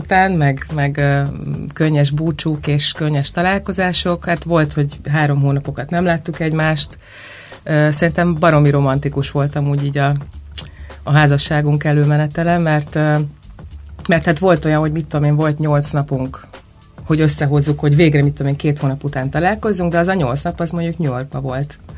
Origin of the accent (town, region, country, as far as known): Hungary